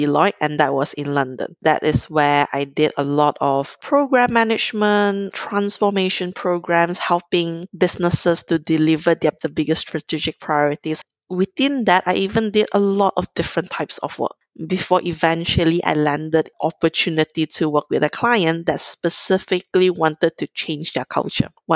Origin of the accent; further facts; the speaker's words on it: Kuala Lumpur, Malaysia; I'm originally from Malaysia, grew up in Kuala Lumpur